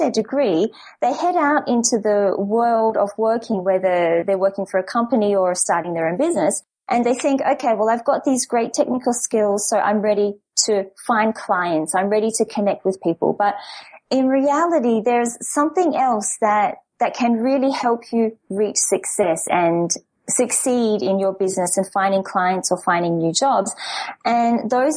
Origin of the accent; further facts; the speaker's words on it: Perth, Western Australia, Australia; moved away as an adult; now in France; I'm originally from Perth, and well, for the past 10, 12 years or so, I've been basically having an international life.